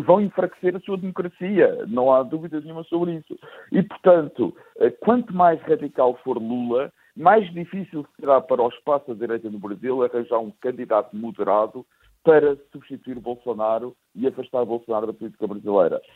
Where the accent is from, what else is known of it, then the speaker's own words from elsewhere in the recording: Lisbon, Portugal; como eu sou de Lisboa, portanto tenho imensos amigos benfiquistas